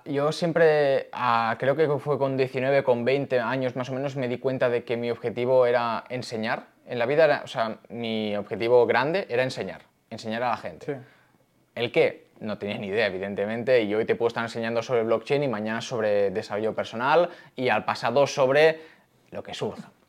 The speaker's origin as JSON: {"language": "Spanish", "town": "Barcelona", "region": "Catalonia", "country": "Spain", "tie": "born or raised there", "moved": "as an adult", "lives_now": "Madrid, Spain", "said": "soy de Barcelona, como bien ha dicho, de toda la vida. Ahora vivo aquí"}